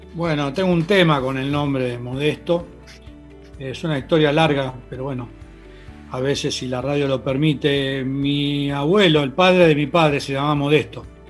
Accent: Argentina; also born or lived in Spain; Viví acá desde los tres años hasta hoy

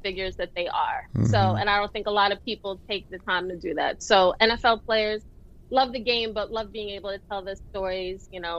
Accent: New York City, New York, United States; I'm from Brooklyn

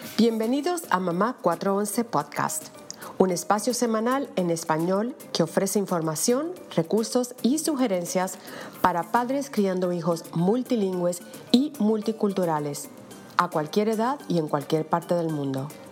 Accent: Ponce, Puerto Rico; moved away; en la ciudad de Ponce, donde yo crecí en Puerto Rico

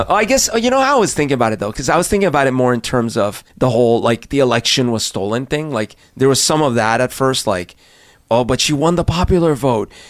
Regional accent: Colombia; moved away; I grew up in Colombia, when I was little

